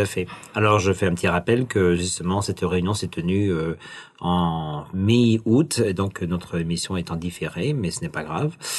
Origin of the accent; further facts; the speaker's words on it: the West, western France, France; now in Wellington, New Zealand; on disait varab chez moi dans l'Ouest